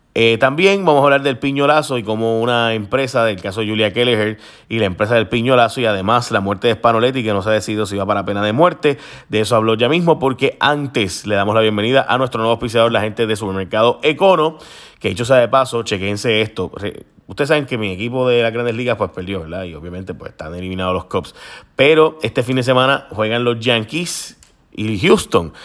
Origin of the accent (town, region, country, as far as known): Puerto Rico